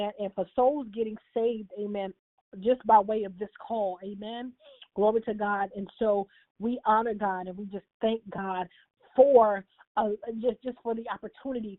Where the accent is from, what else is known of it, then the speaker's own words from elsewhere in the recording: New Jersey, United States; moved away; My New Jersey family, my hometown